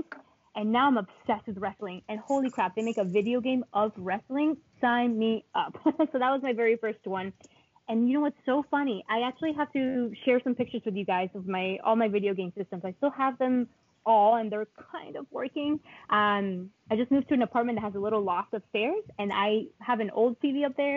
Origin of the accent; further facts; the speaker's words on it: Colombia; English is a second language; now in United States; I was born and raised in Colombia, and I previously, before moving to the United States